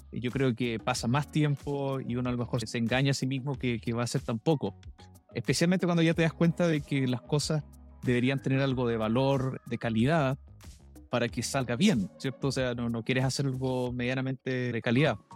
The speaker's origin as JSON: {"language": "Spanish", "town": "Valdivia", "region": "Los Ríos", "country": "Chile", "also_born_or_lived": "Canada", "moved": "yes", "said": "yo soy de Valdivia"}